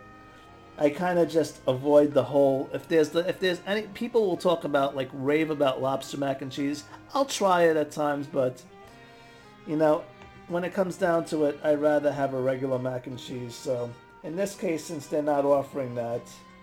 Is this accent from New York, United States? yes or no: yes; New York, United States; I'm from New York